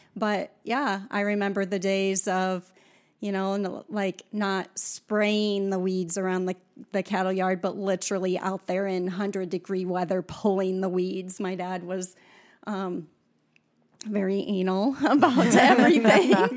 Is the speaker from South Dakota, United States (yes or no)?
yes; South Dakota, United States; I grew up in South Dakota on a farm